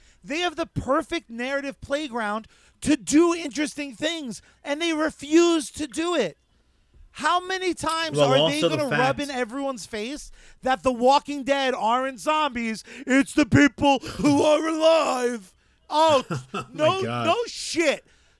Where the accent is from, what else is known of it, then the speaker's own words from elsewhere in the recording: Ireland; I am Irish. Like, what? It's not bad.